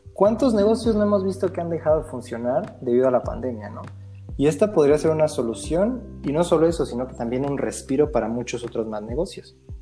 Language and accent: Spanish; Mexico; Que nosotros somos el futuro de México